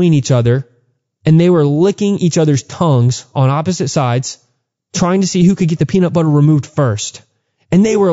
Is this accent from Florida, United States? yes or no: no; Texas, United States; growing up in Texas, there was tons of Mexican pride